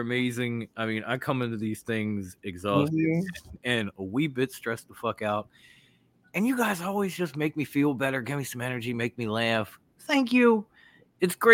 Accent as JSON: {"language": "English", "town": "Philadelphia", "region": "Pennsylvania", "country": "United States", "said": "I'm from Philly"}